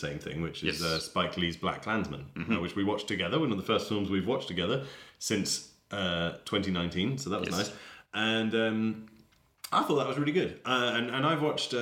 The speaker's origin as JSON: {"language": "English", "country": "Denmark", "said": "I'm not English, I'm Danish"}